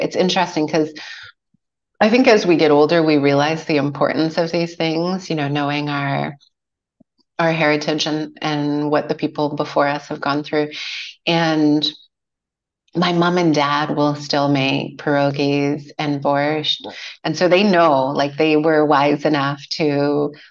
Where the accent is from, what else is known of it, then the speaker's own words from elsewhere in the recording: Edmonton, Alberta, Canada; now in Qualicum Beach, Canada; growing up in Edmonton